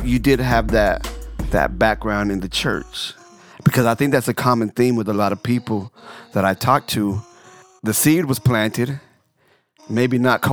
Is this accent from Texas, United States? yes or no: yes; Fort Worth, Texas, United States; my hometown of Fort Worth, Texas